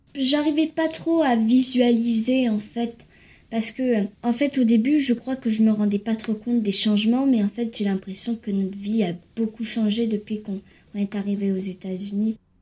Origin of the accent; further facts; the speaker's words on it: France; now in United States; je suis née en France